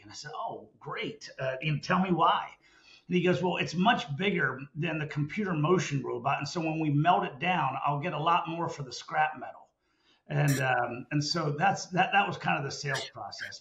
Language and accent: English; Lancaster, Pennsylvania, United States; moved away as an adult; also born or lived in Dallas, Texas; I grew up on a family farm in uh, in Lancaster, Pennsylvania, right in the middle of the Amish country